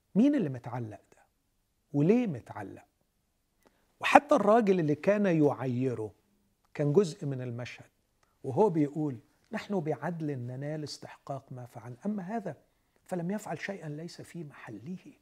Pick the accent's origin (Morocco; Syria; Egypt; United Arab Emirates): Egypt; Alexandria Governorate; moved away; أنا من اسكندرية